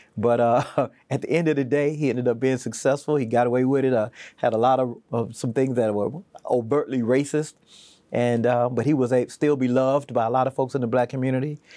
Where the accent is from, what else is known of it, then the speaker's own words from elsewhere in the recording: Houston, Texas, United States; also born or lived in Wilmington; now in Virginia, United States; growing up in Houston kind of formed me and really inspired me to be where I am today